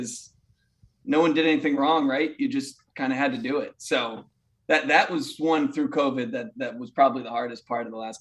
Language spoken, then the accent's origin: English; Connecticut, United States; I grew up in Connecticut